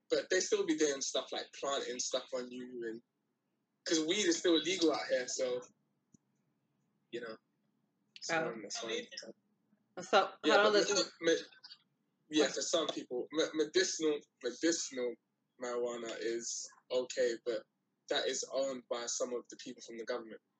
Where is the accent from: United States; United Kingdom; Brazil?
United Kingdom; London; I'm from London. I don't know how it works out there.